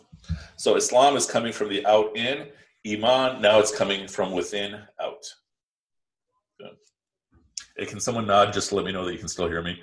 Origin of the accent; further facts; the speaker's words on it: Midwest, United States; I grew up in the Midwest